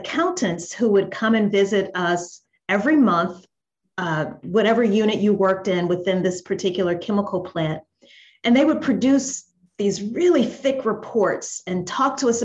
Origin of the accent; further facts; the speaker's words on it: Louisiana, United States; moved away as an adult; also born or lived in New Orleans, Louisiana; now in Atlanta, United States; I'm originally from Louisiana here in the States.